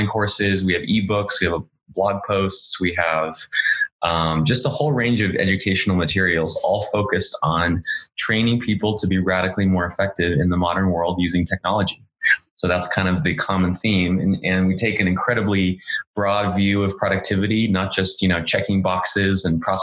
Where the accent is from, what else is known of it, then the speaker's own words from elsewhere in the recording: Orange County, Southern California, United States; moved away as an adult; also born or lived in San Francisco; I'm from Orange County, which is in Southern California, just south of Los Angeles